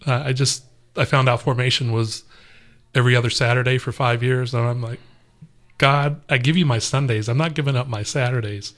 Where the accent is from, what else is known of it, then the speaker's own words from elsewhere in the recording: Los Angeles, California, United States; moved away as an adult; also born or lived in Texas; now in Atlanta, United States; I'm originally from Los Angeles, and we had moved from Los Angeles basically mm. uh, through Texas to here